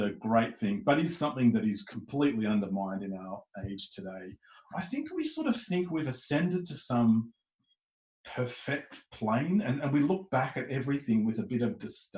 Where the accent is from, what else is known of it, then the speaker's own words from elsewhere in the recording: Melbourne, Victoria, Australia; moved away as an adult; now in Adelaide, Australia; I'm from Melbourne though, and I was born and bred there.